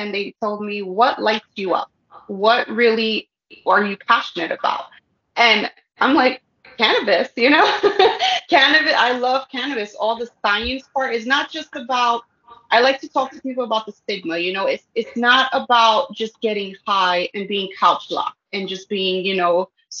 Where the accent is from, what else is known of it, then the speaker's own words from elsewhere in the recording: New York City, New York, United States; moved away as an adult; now in Sullivan County, United States; I'm from New York. I was born and raised in the Bronx, but I live now in Sullivan